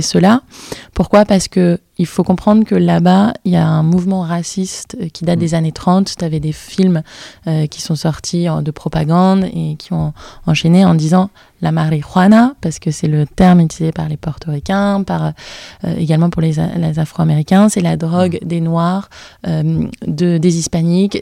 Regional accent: Brittany, France; je suis bretonne

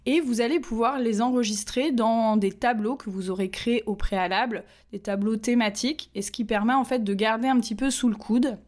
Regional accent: Nantes, Pays de la Loire, France; je suis nantaise

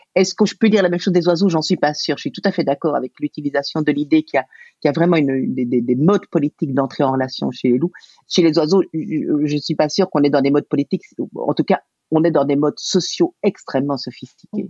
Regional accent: Belgium; je suis belge

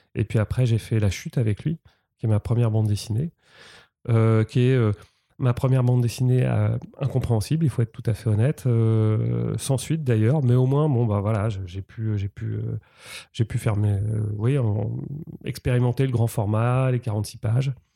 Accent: Rouen, Normandy, France; moved away as an adult; je suis né à Rouen euh, j'ai 45 ans, j'ai passé 20 ans en Normandie

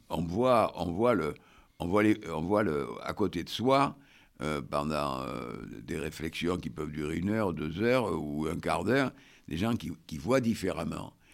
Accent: Bordeaux, Nouvelle-Aquitaine, France; je suis de Bordeaux

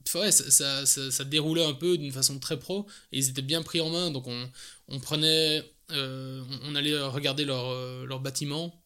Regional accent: Belgium; accent: Belgian; also born or lived in England; l'accent, je suis belge

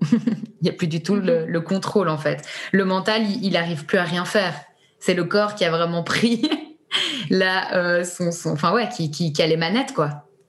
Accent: Switzerland; on est suisse

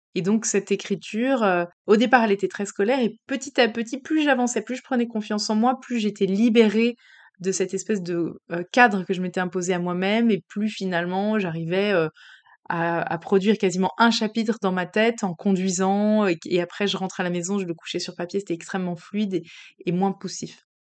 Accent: Paris, Île-de-France, France; on a quitté Paris, qui était notre ville quand même d'adoption, enfin notre ville d'enfance

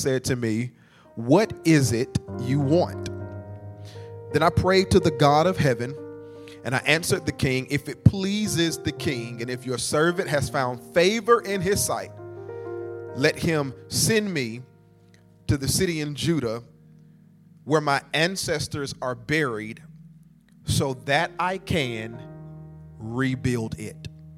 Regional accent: Nashville, Tennessee, United States; I'm your cousin from Nashville. And so I'm officially a part of the family.

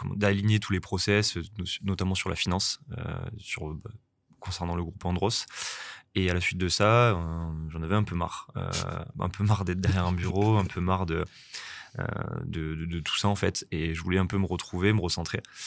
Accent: Angoulême, Nouvelle-Aquitaine, France; also born or lived in Bordeaux; now in Nice, France; je suis originaire d'Angoulême, donc en Charente

